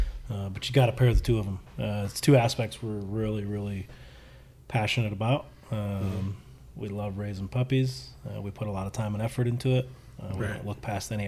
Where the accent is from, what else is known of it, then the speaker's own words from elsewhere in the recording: East Coast, United States; I'm from the East Coast